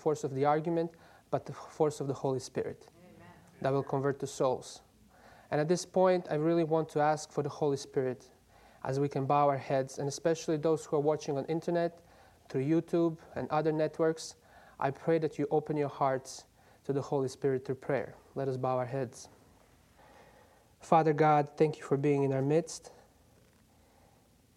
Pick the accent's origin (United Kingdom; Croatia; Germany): Croatia; moved away; I'm from Croatia, but I'm a student at Andrews University